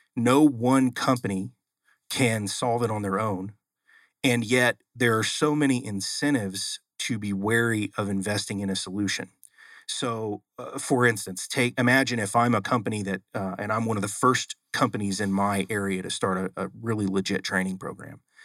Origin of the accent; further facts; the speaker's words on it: Oklahoma City, Oklahoma, United States; moved away; I'm originally from Oklahoma.